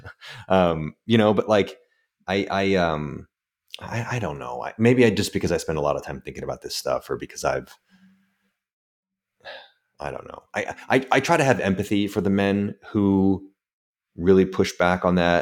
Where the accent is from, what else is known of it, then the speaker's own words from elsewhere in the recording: United States; also born or lived in San Francisco; being an American